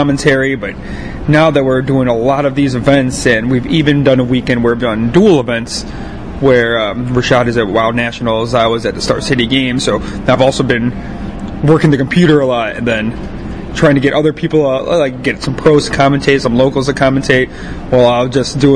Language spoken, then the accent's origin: English; Chicago, Illinois, United States; we're both from the Chicagoland area